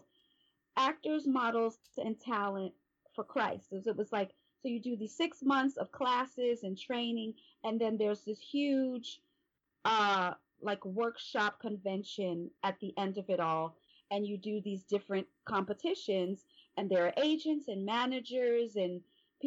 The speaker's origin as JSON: {"language": "English", "town": "New York City", "region": "New York", "country": "United States", "moved": "yes", "lives_now": "California, United States", "said": "I'm from Brooklyn."}